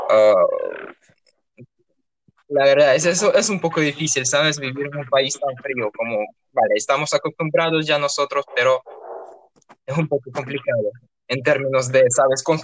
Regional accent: Urals, Russia; born there; Spanish is a second language; la ciudad donde yo nací tiene dos partes básicamente. Está en ah, eh, los Montes Urales que es eh, una frontera natural entre Europa y Asia, y pues tiene dos partes, eh, la parte europea y la parte asiática.

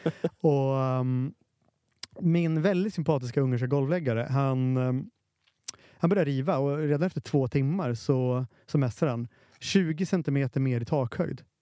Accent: Finland; jag är finne

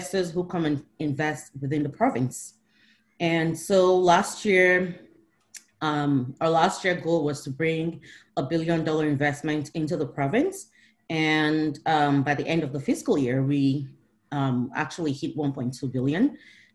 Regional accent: Rivers State, Nigeria; I'm from the South. I'm actually from River State, married to a Yoruba person

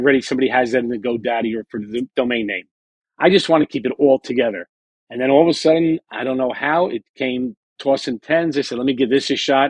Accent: Jersey Shore, New Jersey, United States; I grew up on the Jersey Shore

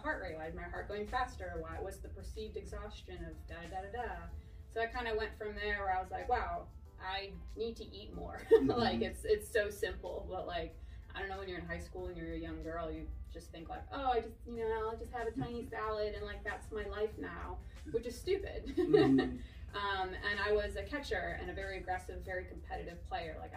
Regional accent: Chicago, Illinois, United States; moved away as an adult; also born or lived in Texas; now in Oklahoma City, United States; born and raised in Chicago

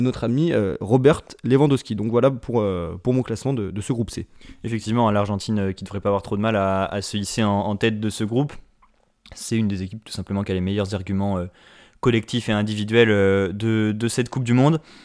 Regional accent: France; en tant que Français

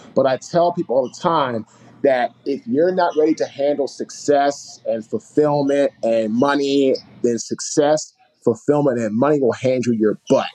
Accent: Washington, District of Columbia, United States; we grew up in Washington, D.C., Northeast

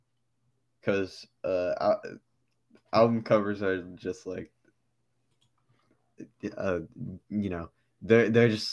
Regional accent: Fayetteville, North Carolina, United States; also born or lived in Brooklyn, New York / Germany; I was raised in North Carolina, but I was born in Brooklyn first

